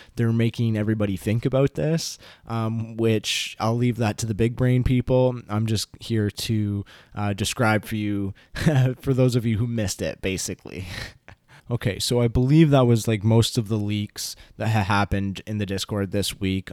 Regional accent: Canada; I'm Canadian

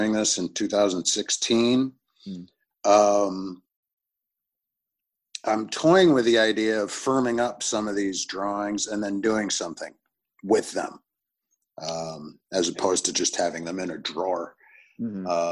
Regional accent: Northern Illinois, United States; also born or lived in Chicago; I grew up in Northern Illinois.

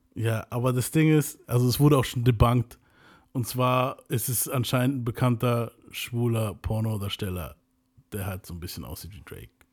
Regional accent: Venezuela; bei uns in Venezuela

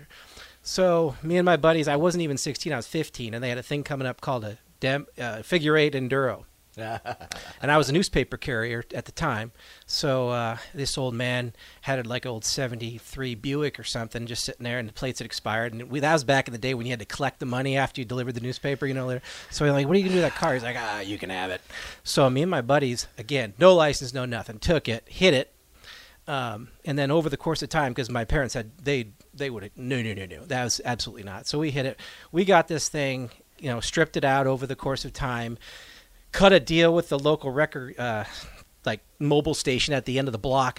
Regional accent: New England, United States; moved away; I grew up in New England

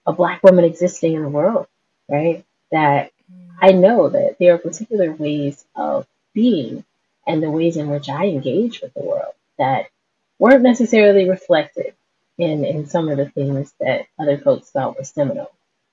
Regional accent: South Louisiana, United States; also born or lived in Dallas-Fort Worth, Texas; I'm from South Louisiana, from the Dallas-Fort Worth area

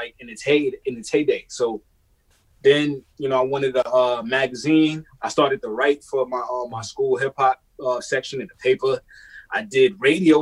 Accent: New York City, New York, United States; I'm a kid from Brooklyn

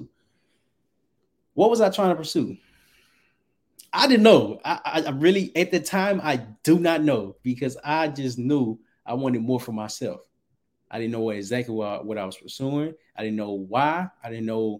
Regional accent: Little Rock, Arkansas, United States; moved away; I'm originally from Little Rock, Arkansas.

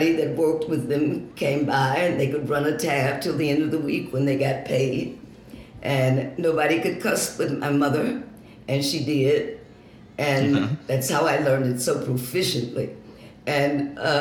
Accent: Detroit, Michigan, United States; also born or lived in Muskegon, Michigan; I was born in Muskegon, Michigan, and they both worked in parts factories there before they came to Detroit

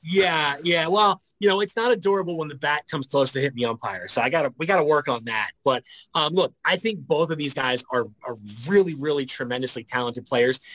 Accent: Philadelphia, Pennsylvania, United States; moved away; I'm from Philadelphia

